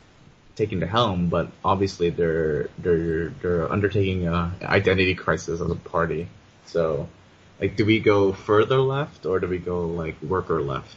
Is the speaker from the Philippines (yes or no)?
no; Canada; we Canadians are pretty tolerant when it comes to cultural, you know, values, right?